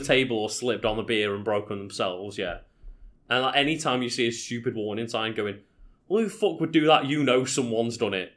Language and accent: English; Liverpool, North West England, United Kingdom; where are you from? Oh, Liverpool